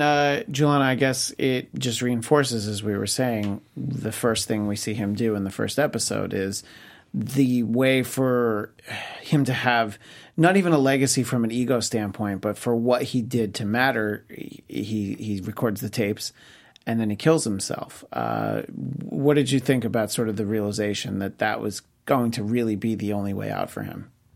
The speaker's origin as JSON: {"language": "English", "region": "New York", "country": "United States", "tie": "born or raised there", "said": "where I grew up in New York State"}